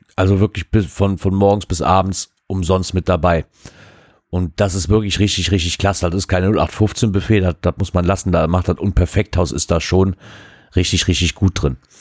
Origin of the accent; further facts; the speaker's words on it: Wassenberg, North Rhine-Westphalia, Germany; bei uns in Wassenberg